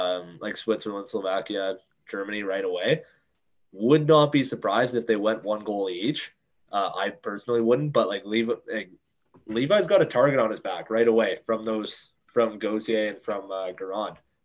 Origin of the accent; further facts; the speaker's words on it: Canada; As a Canadian